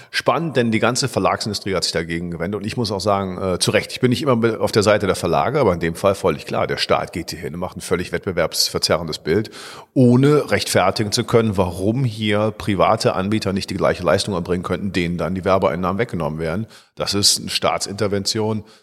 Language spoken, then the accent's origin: German; Bonn, North Rhine-Westphalia, Germany; born there; Zum zweiten Mal sind wir in Bonn, ne?